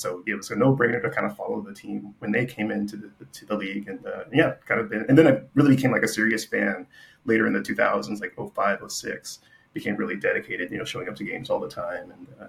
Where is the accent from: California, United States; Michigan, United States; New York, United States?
California, United States; Los Angeles; moved away; from Los Angeles, born and raised.